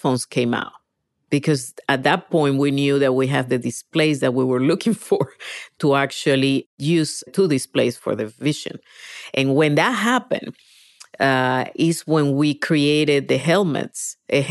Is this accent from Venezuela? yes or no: yes; Venezuela; English is a second language; moved away as an adult; now in United States; I was born in Venezuela, grew up there, but I moved when I was about 19 to the States.